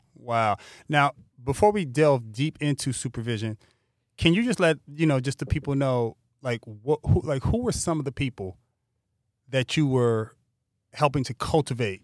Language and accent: English; Pasadena, California, United States; now in Los Angeles, United States; when I was growing up in Altadena, Pasadena